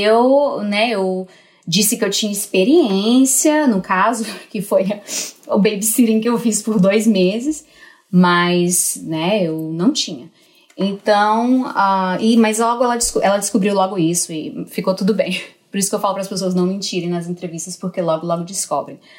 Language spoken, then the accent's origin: Portuguese; Northeast Region, Brazil; moved away as an adult; also born or lived in Portugal; eu nasci mulher numa região machista, né? Sou nordestina